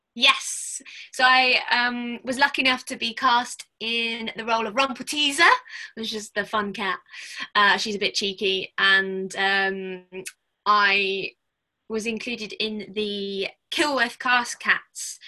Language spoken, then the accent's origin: English; Watford, East of England, United Kingdom; I was born in Watford, so um, quite near to Wembley